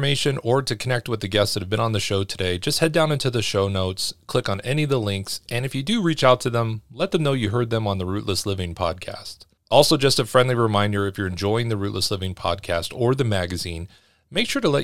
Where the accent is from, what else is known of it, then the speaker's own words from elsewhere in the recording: Los Angeles, California, United States; moved away as an adult; growing up in Los Angeles